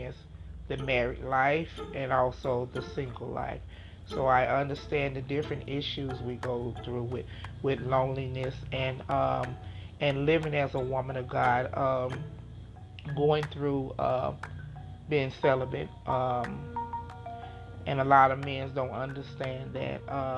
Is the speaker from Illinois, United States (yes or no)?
yes; Chicago, Illinois, United States; I grew up in Chicago, Illinois